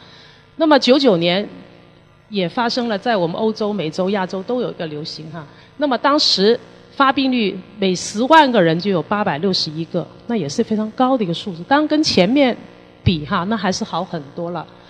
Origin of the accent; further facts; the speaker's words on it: Hong Kong; 那么这个公共事件发生的处理好与否，也影响了我们香港人的一个信心。